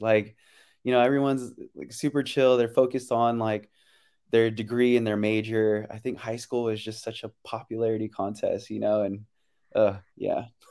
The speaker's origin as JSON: {"language": "English", "town": "San Francisco", "region": "California", "country": "United States", "tie": "born or raised there", "also_born_or_lived": "Pleasanton, California / Daly City, California / Las Vegas, Nevada / Philippines (parents)", "moved": "as an adult", "said": "I was born and raised in San Francisco. And then middle school and high school, um, I was in Pleasanton, um, East Bay"}